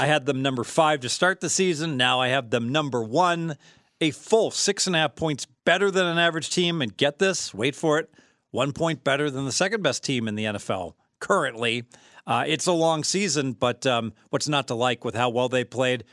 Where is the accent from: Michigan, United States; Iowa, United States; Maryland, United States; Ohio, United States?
Ohio, United States; Dayton; now in Las Vegas, United States; I'm from Dayton, Ohio.